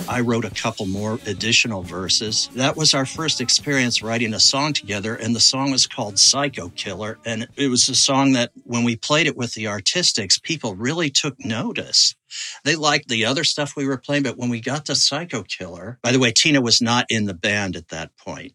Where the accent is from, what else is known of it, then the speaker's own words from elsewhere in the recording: Kentucky, United States; moved away; also born or lived in Pittsburgh, Pennsylvania / Providence, Rhode Island / New York City; I grew up in Kentucky